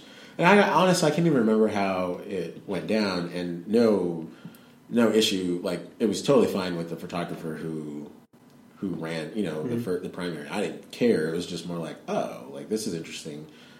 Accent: Georgia, United States; I'm from Georgia, guys.

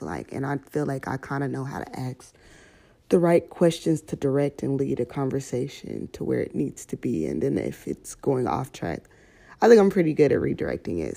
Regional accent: Houston, Texas, United States; moved away as an adult; now in Baton Rouge, United States; I'm from Houston, Texas

